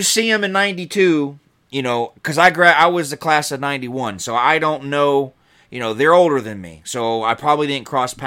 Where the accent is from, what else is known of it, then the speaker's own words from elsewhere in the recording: Kennesaw, Georgia, United States; moved away as an adult; also born or lived in Milwaukee, Wisconsin / Chicago, Illinois / Atlanta, Georgia; now in Wisconsin, United States; I grew up in Kennesaw